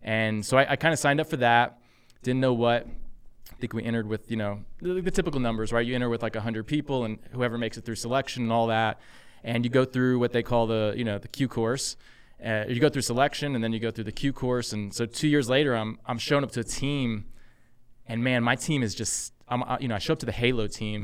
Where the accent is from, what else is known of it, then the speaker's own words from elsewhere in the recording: Texas, United States; moved away as an adult; also born or lived in San Francisco; I'm originally from Texas, um, grew up there.